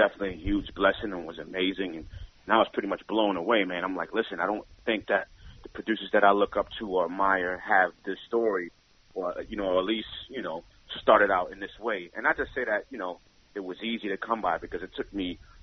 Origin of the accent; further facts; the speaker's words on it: New York City, New York, United States; I grew up in the Bronx, 169th, Washington Avenue